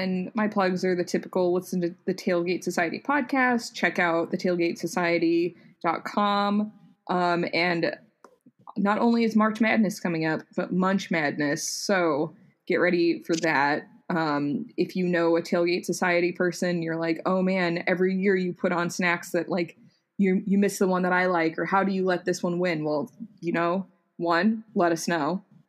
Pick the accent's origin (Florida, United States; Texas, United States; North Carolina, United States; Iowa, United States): Texas, United States; a massive storm rolled up through here and it was cold for multiple days